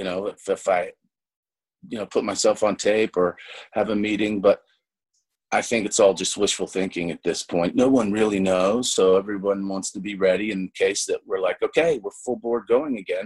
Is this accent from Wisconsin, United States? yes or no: no; Kentucky, United States; also born or lived in Los Angeles / New York; now in Austin, United States; a bunch of friends I grew up with in Kentucky